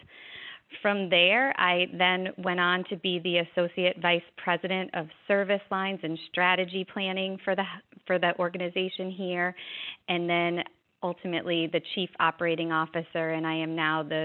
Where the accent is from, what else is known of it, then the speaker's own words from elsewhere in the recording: Chicago, Illinois, United States; moved away as an adult; also born or lived in South Florida; now in Fort Lauderdale, United States; I grew up in Illinois, in Chicago, in fact